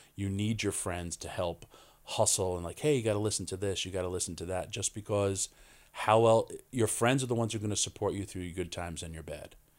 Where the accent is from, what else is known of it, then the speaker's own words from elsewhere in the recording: Yonkers, New York, United States; born and raised in Yonkers, New York